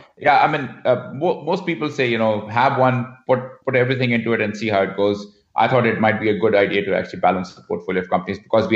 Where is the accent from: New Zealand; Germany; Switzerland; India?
India; moved away as an adult; also born or lived in Mumbai / Vancouver; now in Canada; growing up in India